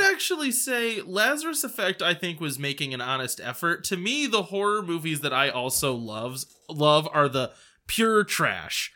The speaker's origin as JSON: {"language": "English", "country": "United States", "said": "I'm an American"}